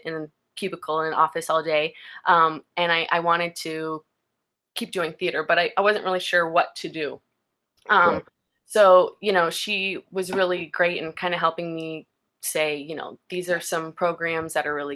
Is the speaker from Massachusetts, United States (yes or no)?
no; Houston, Texas, United States; also born or lived in Colorado; So I grew up in Houston. I was born in Colorado, but I lived in Texas since I was three, so I consider myself a Texan.